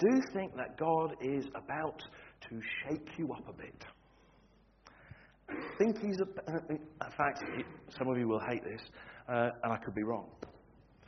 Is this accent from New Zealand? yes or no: no; Standish, North West England, United Kingdom; moved away as an adult; also born or lived in Wigan; now in Scottish Highlands, United Kingdom; I was born and bred in Wigan. I was raised in Standish.